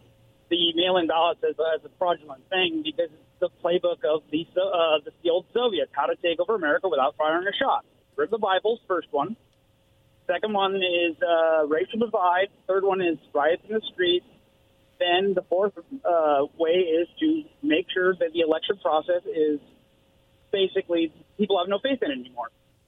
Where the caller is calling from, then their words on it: Kennewick, Washington, United States; in Kennewick.